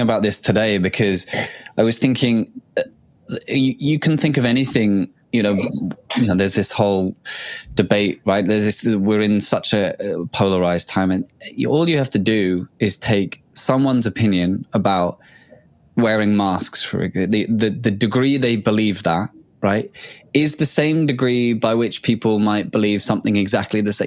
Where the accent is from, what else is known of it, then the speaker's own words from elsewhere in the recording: England, United Kingdom; we grew up in England